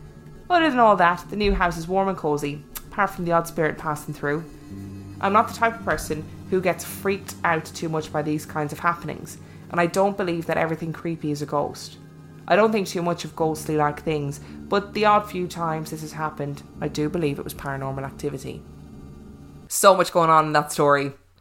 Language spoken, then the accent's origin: English; Limerick, Munster, Ireland; one of those years I was living in Dublin. I'm from Limerick, by the way.